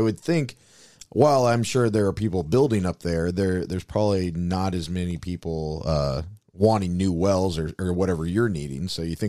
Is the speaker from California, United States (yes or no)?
no; Iowa, United States; I'm from Iowa.